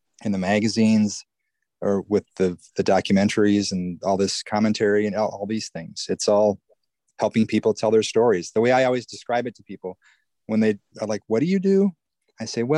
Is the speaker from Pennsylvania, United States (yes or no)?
no; Iowa, United States; I didn't grow up in LA. I grew up in Iowa